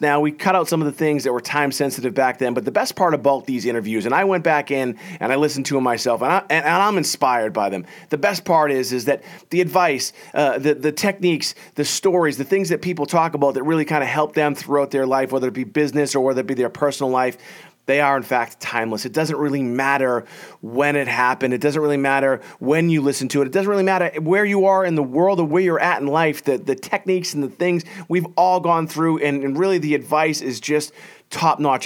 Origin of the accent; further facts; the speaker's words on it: Boston, Massachusetts, United States; I'm from Boston